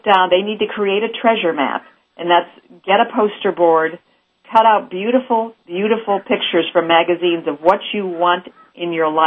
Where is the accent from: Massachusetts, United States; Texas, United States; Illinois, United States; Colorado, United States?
Illinois, United States; Chicago; also born or lived in Missouri; now in Los Angeles, United States; I'm originally from the Midwest, Chicago